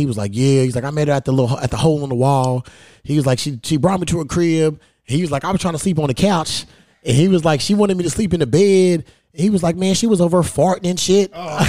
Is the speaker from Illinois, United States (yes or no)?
no; Newburgh, Indiana, United States; I grew up in Newburgh and shit, so... Yeah, out of Newburgh, there's this little club called The Hole in the Wall.